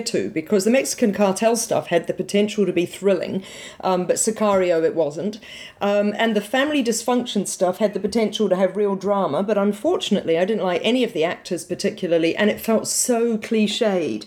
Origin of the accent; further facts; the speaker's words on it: New Zealand; accent: New Zealand; with my New Zealand accent